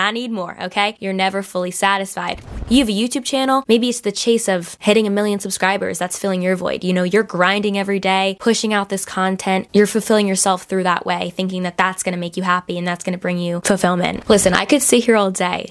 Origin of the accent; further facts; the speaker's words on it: New Jersey, United States; accent: Jersey; my Jersey accent really just popped out